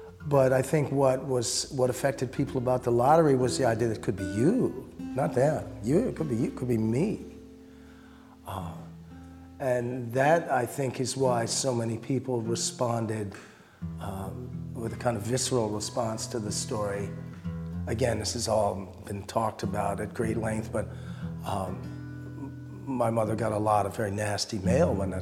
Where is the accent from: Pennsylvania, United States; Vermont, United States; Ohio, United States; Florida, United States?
Vermont, United States; North Bennington; I grew up in North Bennington